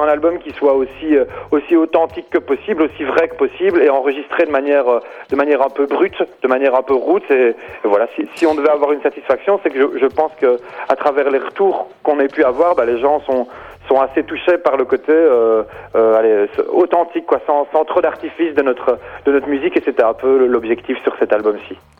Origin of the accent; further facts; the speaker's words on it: Belgium; on est belge